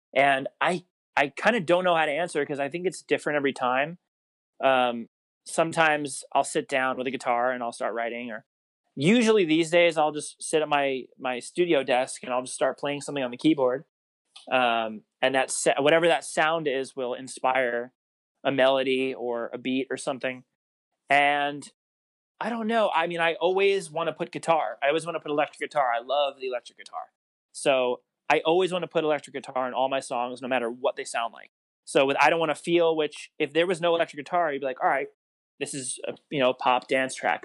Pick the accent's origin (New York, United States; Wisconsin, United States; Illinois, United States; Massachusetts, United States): New York, United States; Long Island; moved away as an adult; also born or lived in Rockland County, New York; now in Los Angeles, United States; I grew up on Long Island, moved from there when I was like I don't even know, maybe I don't know, probably middle school ish, and I moved to uh, Rockland County, New York